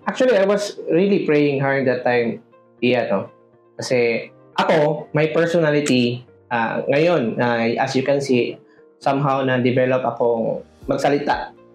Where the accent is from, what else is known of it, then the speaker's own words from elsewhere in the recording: Carmen, Davao Region, Philippines; I'm from Carmen, Davao del Norte